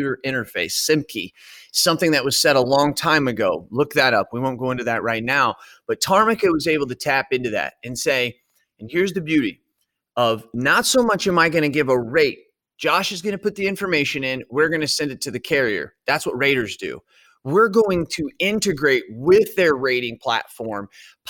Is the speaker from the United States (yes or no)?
yes; Centralia, Illinois, United States; also born or lived in Edwardsville, Illinois; I come from Centralia, Illinois.